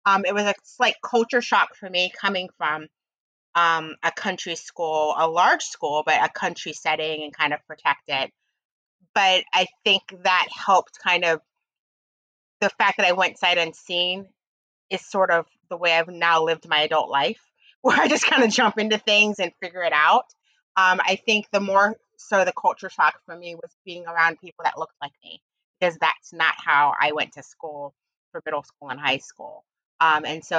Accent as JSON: {"language": "English", "region": "Pennsylvania", "country": "United States", "tie": "born or raised there", "said": "growing up in Pennsylvania and where I grew up was not very diverse"}